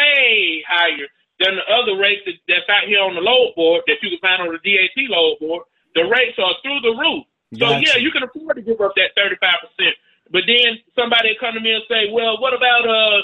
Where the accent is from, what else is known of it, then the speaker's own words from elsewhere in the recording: Rome, Georgia, United States; I'm from Rome, Georgia, man, the home of the Seven Hills.